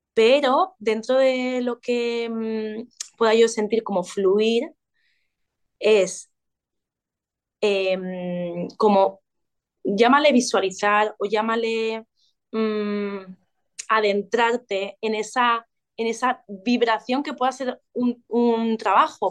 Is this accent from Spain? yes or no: yes; Ibiza, Balearic Islands, Spain; now in Valencia, Spain; como nací en una isla, bueno, crecí en una isla, en Ibiza, al estar aislados los, ibicencos mm, viajamos mucho